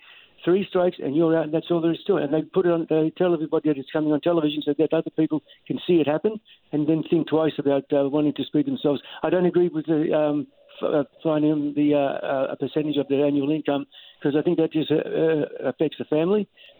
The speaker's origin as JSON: {"language": "English", "country": "Australia", "moved": "yes", "lives_now": "Pitt Meadows, Canada", "said": "I come from Australia"}